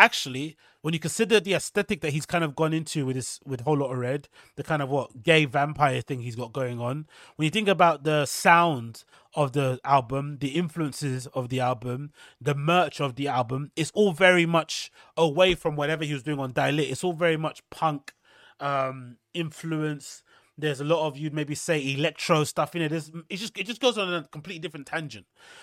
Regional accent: Atlanta, Georgia, United States; I'm just a product of my environment. I'm from Atlanta and I love Atlanta. This is me.

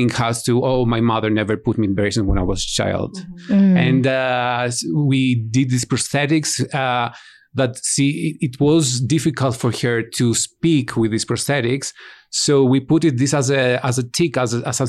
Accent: Greece; I'm from Greece

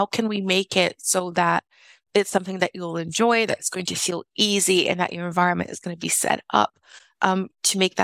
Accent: South Region, Brazil; moved away; I'm originally from Brazil, and it gets very cold in the south of Brazil, and homes are not heated in the south.

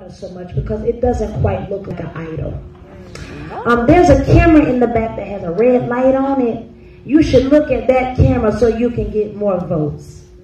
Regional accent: High Point, North Carolina, United States; I'm from High Point, North Carolina.

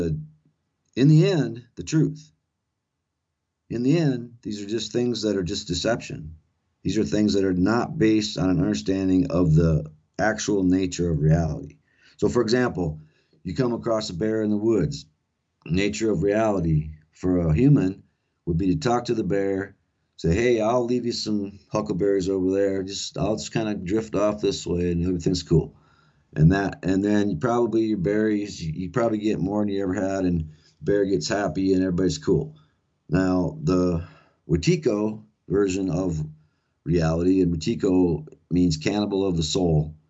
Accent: South Dakota, United States; that's where I grew up here in South Dakota

